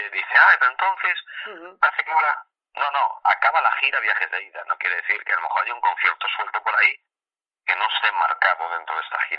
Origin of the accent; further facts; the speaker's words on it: Vigo, Galicia, Spain; yo soy de Vigo y fuimos a Madrid